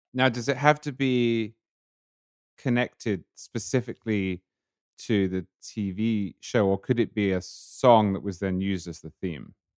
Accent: United Kingdom; moved away as an adult; now in United States; it was a big, big fixture, uh, in Britain in my childhood

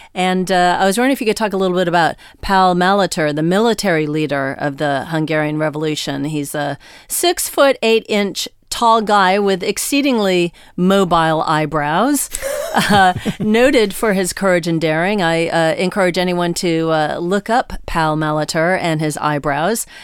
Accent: United States; as an American

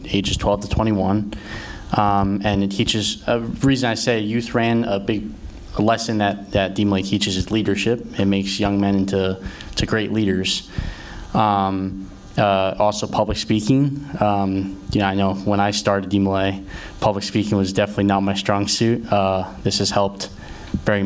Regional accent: Ardmore, Pennsylvania, United States; I'm from right outside Philadelphia in a town called Ardmore, PA

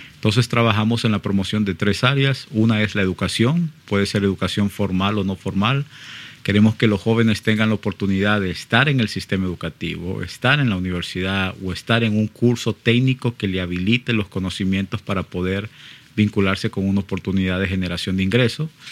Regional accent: Honduras; Yo lo hablo en, en nombre propio, como hondureño

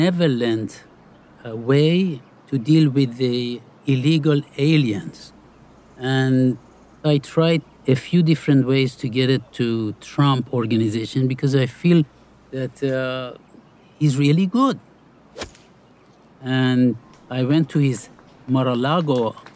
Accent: Iran; moved away; I grew up in Iran

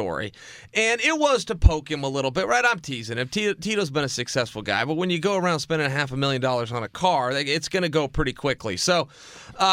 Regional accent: Oregon, United States; now in Los Angeles, United States; I'm from Oregon

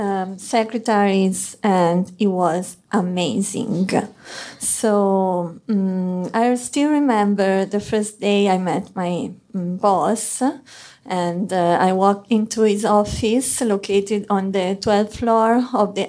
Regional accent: Arezzo, Tuscany, Italy; English is a second language; moved away as an adult; also born or lived in Florence, Italy; now in New York City, United States; I'm Italian. I come from Arezzo, it's a small city in the heart of Tuscany.

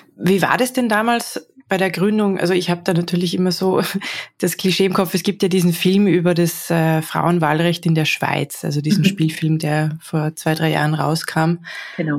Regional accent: Salzburg, Austria; Ich bin auch äh, aus Salzburg eigentlich

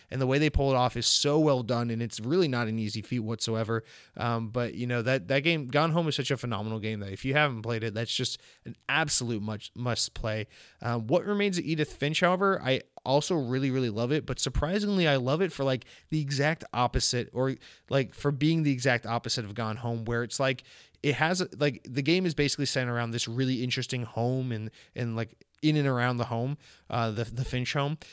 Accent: Georgia, United States; I'm from Georgia. I'm from the home of Chick-fil-A. And, um, Chick-fil-A is something I grew up

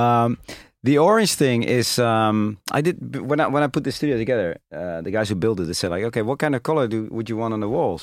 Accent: Rotterdam, South Holland, Netherlands; I'm being from Rotterdam

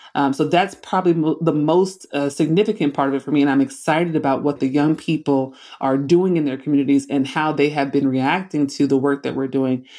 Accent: Oakland, California, United States; I grew up in Oakland, California.

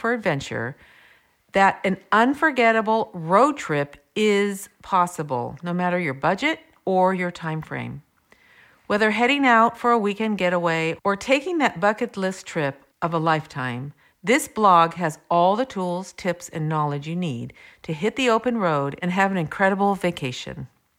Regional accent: Vancouver, British Columbia, Canada; I'm from Vancouver, or Raincouver, and I see all types of raincoats and jackets people wear.

